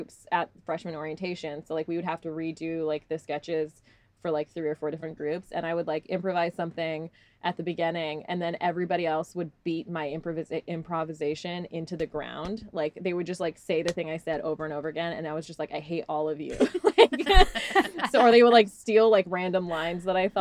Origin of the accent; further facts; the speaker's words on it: Salt Lake City, Utah, United States; also born or lived in Texas; I was born in Texas, but I grew up in Utah since I was like about four